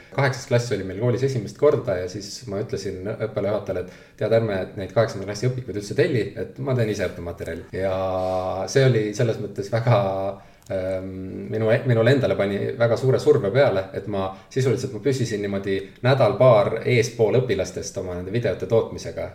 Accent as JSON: {"language": "Estonian", "town": "Tallinn", "region": "Harju County", "country": "Estonia", "also_born_or_lived": "Helsinki", "said": "õpetasingi Merivälja koolis, kus ma olin ise kunagi esimeses klassis õppinud"}